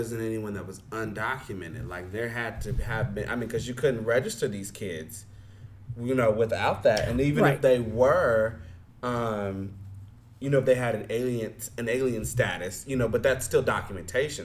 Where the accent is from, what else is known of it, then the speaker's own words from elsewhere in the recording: United States; as the American-born person